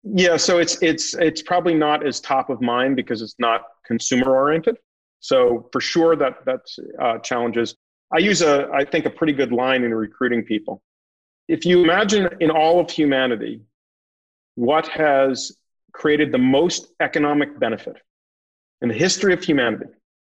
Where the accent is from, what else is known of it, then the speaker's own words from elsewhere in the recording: Northeast, United States; now in North Carolina, United States; So I think there's a term that we have that you hear in North Carolina a lot. I'm from the Northeast.